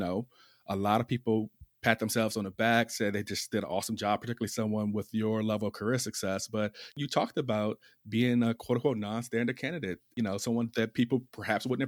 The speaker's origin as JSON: {"language": "English", "region": "Virginia", "country": "United States", "accent": "Southern", "moved": "yes", "lives_now": "New Jersey, United States", "said": "I'm from the South, from Virginia, and live in New Jersey now, so Northeast."}